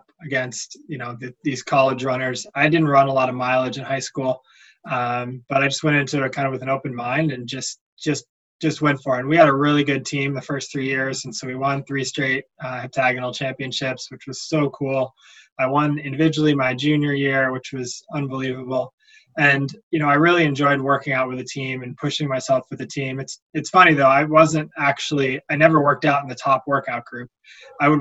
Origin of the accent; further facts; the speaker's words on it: Boston, Massachusetts, United States; I grew up in Boston